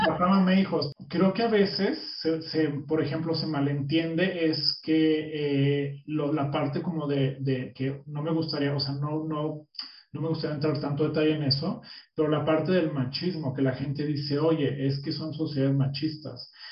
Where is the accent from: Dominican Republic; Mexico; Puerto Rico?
Mexico; now in United States; somos mexicanos, que llegamos a un lugar que hablan un idioma diferente, tú en Berlín, yo en Estados Unidos